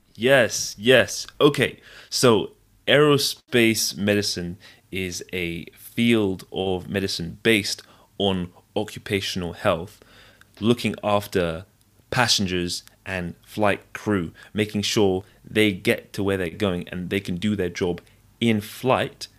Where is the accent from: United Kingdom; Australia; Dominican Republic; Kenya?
United Kingdom; Devon, South West England; also born or lived in London / Nigeria (ancestry); I was born in London, and, uh, spent the first ten years of my life there. And then I moved to a rural, uh, place called Devon, a county called Devon. And, uh, the rest of my sort of childhood, uh, secondary school, high school, I, I grew up there.